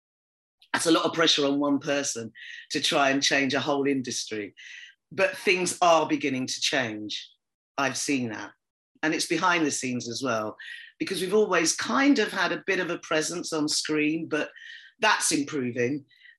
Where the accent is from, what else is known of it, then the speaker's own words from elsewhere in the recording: United Kingdom; being Black, being female, being British, all of those things that we've all grown up with, you know, especially those of us that were born here or that came at a very early age.